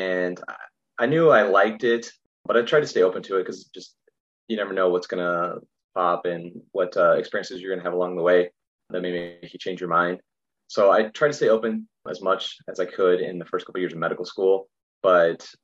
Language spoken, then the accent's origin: English; Roswell, New Mexico, United States; moved away as an adult; also born or lived in Glendale, Arizona / Chicago; now in San Diego, United States; I'm from New Mexico originally, from Roswell